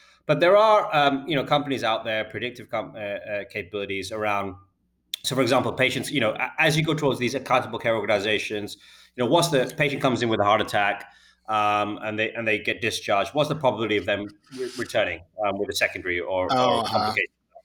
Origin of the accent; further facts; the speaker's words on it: United Kingdom; I'm a Brit